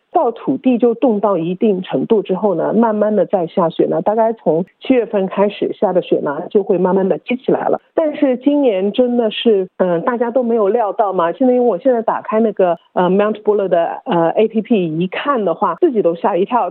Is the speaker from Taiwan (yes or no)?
no; Melbourne, Victoria, Australia; 因为我是墨尔本人